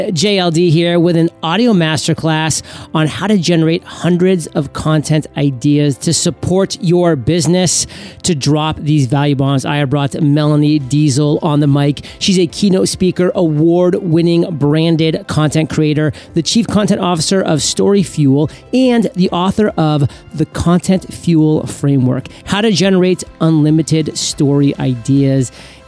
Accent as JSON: {"language": "English", "region": "Maine", "country": "United States", "said": "I always conveniently don't share that I'm from Maine, which makes everything so much easier to be like all state and the best in the state when you only have like a million odd people or so."}